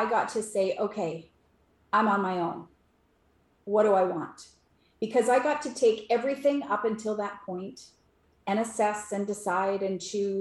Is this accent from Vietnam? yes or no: no; Canada; I'm Canadian.